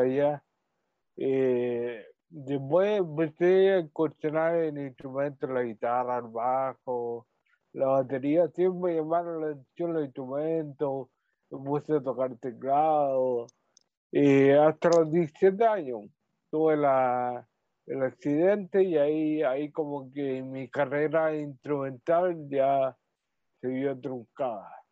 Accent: Talcahuano, Biobío, Chile; yo, soy de aquí, de Talcahuano, tuvo una, una vida, una niñez relativamente normal

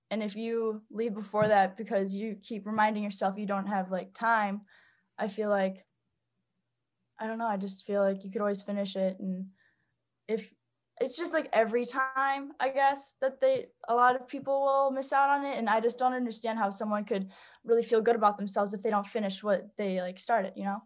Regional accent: St. Charles, Illinois, United States; I'm from Saint Charles, Illinois. It's a suburb, um, west of Chicago

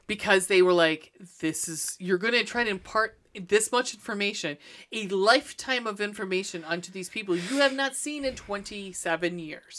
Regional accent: Scotland, United Kingdom; moved away; I'm Scottish

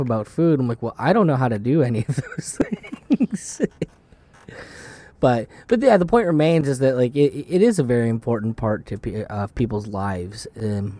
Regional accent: upstate New York, United States; also born or lived in Florida; I'm from upstate New York

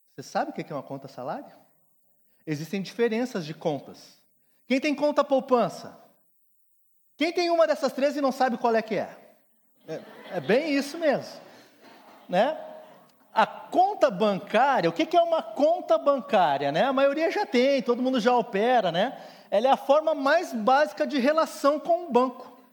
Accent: Rio Grande do Sul, Brazil; Sou gaúcho

